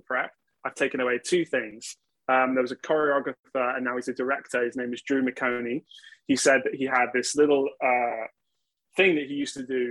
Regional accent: Gloucestershire, South West England, United Kingdom; also born or lived in Oxford / Newbury; in 2000, we moved away from Newbury to Gloucestershire.

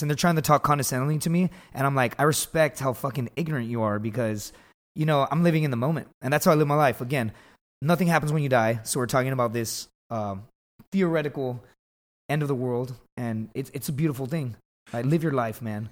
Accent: Laredo, Texas, United States; I grew up in Laredo, Texas

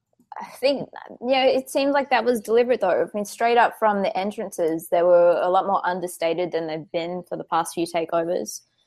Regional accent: California, United States; Well, actually, like, I was brought up in California, so I sound more like Nia Jax in real life.

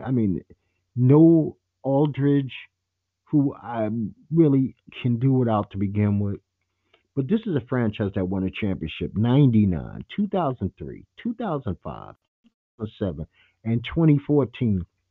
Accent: New York City, New York, United States; a kid from Brooklyn, New York.

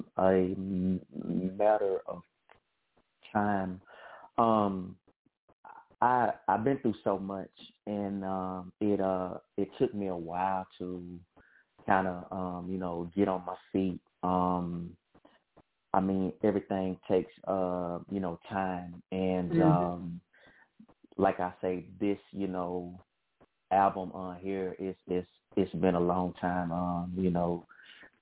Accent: Hattiesburg, Mississippi, United States; I'm from the state of Mississippi. As a matter of fact, I'm from Hattiesburg

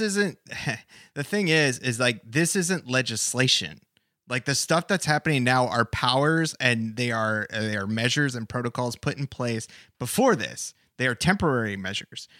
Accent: United States; as an American

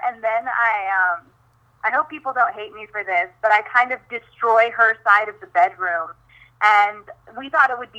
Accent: Midwest, United States; growing up in the Midwest

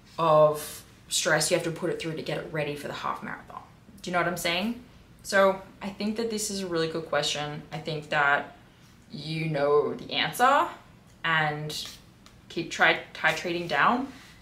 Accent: New York, United States; I got an internship that takes place in Las Vegas. I'm from New York

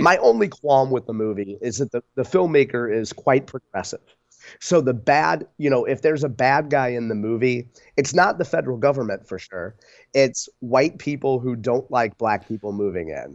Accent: Spanish Lake, Missouri, United States; as a kid growing up in Spanish Lake

